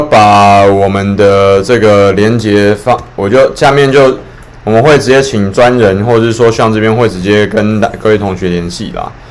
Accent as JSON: {"language": "Chinese", "country": "Taiwan", "said": "我们台湾人喝的那个水已经不够了嘛"}